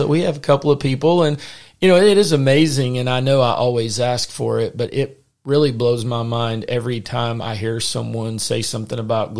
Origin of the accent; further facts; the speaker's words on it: the South, United States; accent: Southern; hopefully you can understand us through our Southern accent, or maybe I should say my Southern accent.